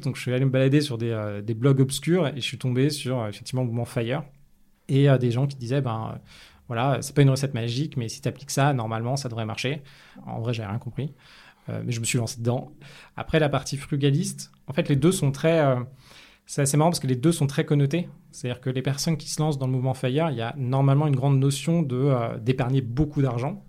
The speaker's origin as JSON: {"language": "French", "town": "Paris", "region": "Île-de-France", "country": "France", "tie": "born or raised there", "also_born_or_lived": "United States / London", "said": "J'ai grandi dans le 15e à Paris"}